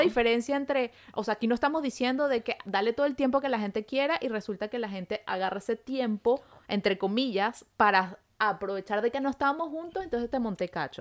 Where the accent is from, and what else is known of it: Venezuela; moved away as an adult; now in Montreal, Canada